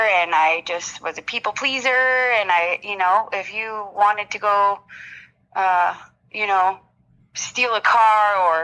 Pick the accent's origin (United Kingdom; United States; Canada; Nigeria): Canada; Walkerton, Ontario; I grew up in a small town in Walkerton, Ontario